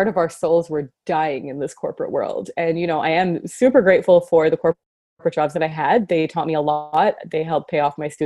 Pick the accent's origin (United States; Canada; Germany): Canada; Mississauga, Ontario; I grew up in Toronto in a suburb called Mississauga.